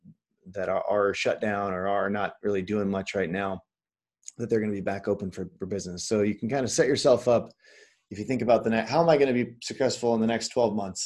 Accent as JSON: {"language": "English", "region": "Midwest", "country": "United States", "moved": "yes", "said": "I'm from the Midwest originally"}